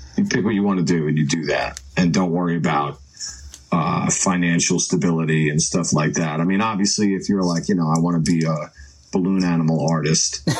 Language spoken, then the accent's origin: English; Long Island, New York, United States; moved away as an adult; now in Norfolk, United States; growing up in New York, you know, I grew up on Long Island